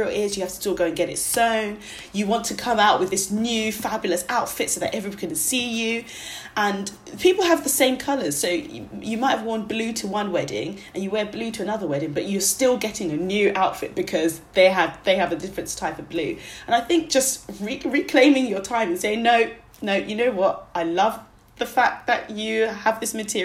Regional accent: Nigeria; I'm Nigerian, and we have really big weddings.

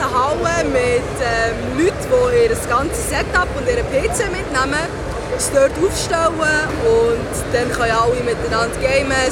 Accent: Switzerland; Ähm, ich bin eigentlich aus Switzerland

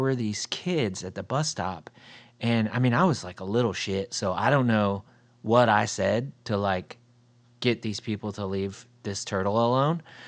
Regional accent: Ohio, United States; moved away; at my like earlier ages, I grew up in Ohio

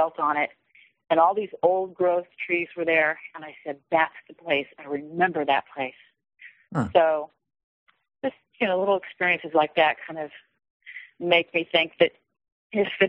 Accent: Kansas City, Missouri, United States; moved away as an adult; I moved from Kansas City to the Midwest in my early 20s, and I didn't come back for many, many years.

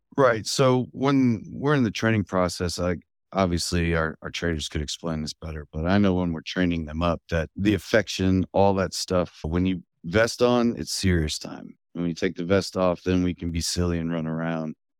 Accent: Fredericksburg, Virginia, United States; also born or lived in Culpeper; that led us to the Fredericksburg area, where I grew up

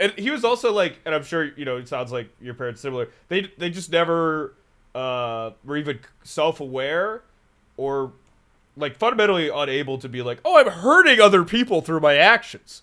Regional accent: Raleigh, North Carolina, United States; also born or lived in San Francisco; now in Chicago, United States; grew up near Raleigh

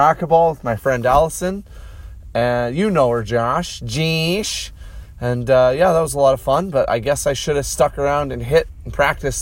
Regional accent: Canada; now in Saskatoon, Canada; It's part of being Canadian.

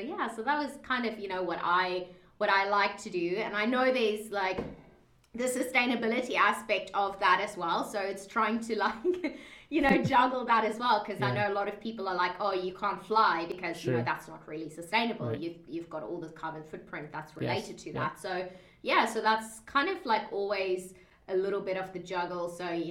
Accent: South Africa; accent: mixed; moved away as an adult; also born or lived in Dubai, United Arab Emirates; I'm originally from South Africa. {S0} Okay. {S1} That I've got a very like mixed accent as well because it's got like this Aussie slang in. So I lived in South Africa for most of my life up until 2010

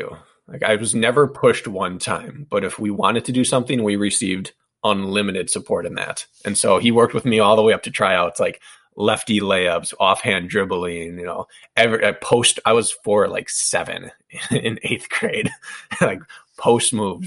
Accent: Wisconsin, United States; She was the Olympic gymnast from my hometown. We grew up together.

